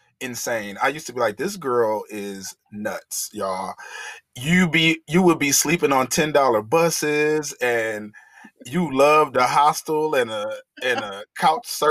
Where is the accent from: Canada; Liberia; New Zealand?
Liberia; I'm Liberian, so we're more docile people